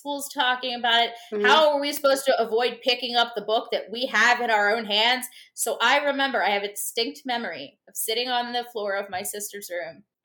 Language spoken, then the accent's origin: English; United States; I'm an American